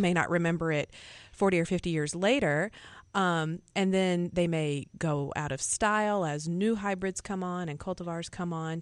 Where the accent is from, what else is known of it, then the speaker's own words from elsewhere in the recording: Alabama, United States; moved away; I grew up in Alabama and, uh, learned gardening in the Southeast.